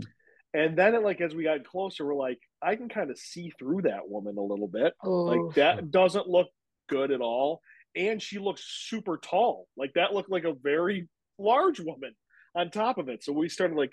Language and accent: English; Williamson, New York, United States; when I was a kid, I grew up in Williamson, which is all apple orchards.